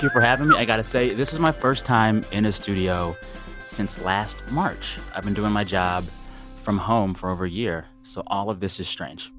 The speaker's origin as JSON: {"language": "English", "country": "United States", "said": "as an American"}